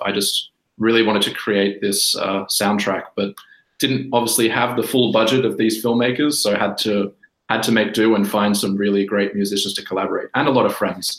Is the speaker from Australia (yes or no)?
yes; Australia; moved away as an adult; also born or lived in Sydney; now in Helsinki, Finland; I'm Australian originally. I'm taking the call of you from Helsinki, Finland